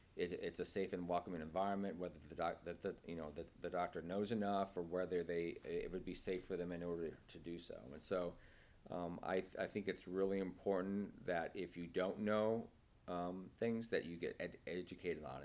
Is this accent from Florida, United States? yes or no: no; Nebraska, United States; moved away as an adult; also born or lived in Kansas City, Missouri; now in San Francisco, United States; I was born and raised in, in Nebraska